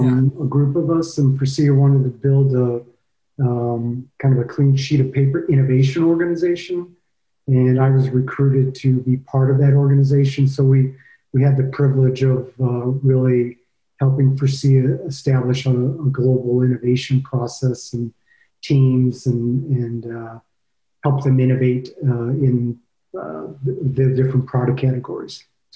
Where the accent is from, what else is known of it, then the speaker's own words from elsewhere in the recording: Ohio, United States; also born or lived in Boston, Massachusetts / Michigan; I was born in Boston, Massachusetts. I went to high school in Ohio, and then I moved to Michigan.